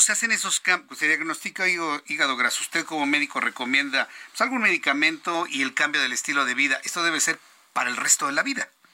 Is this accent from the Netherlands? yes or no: no; Mexico; somos malos los mexicanos